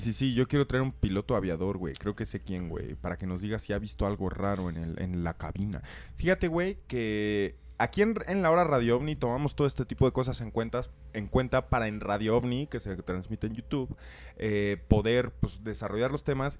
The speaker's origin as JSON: {"language": "Spanish", "country": "Mexico", "said": "nosotros como mexicanos"}